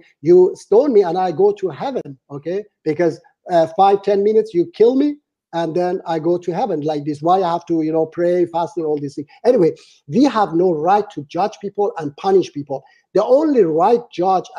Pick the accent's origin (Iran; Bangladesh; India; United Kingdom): Iran; moved away; my home country, Iran